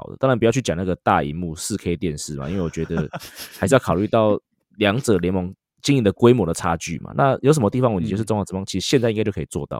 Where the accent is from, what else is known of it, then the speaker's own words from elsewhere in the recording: Taiwan; 我台湾人会花三千二看拉拉队啊。